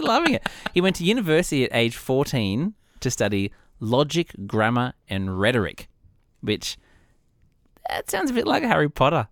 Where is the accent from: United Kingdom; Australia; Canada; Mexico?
Australia; as an Australian